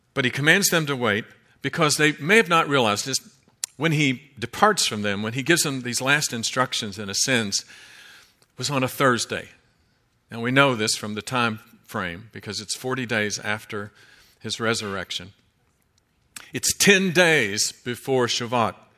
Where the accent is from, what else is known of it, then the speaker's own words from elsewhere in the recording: Kentucky, United States; I'm from Kentucky, and that's the way we say it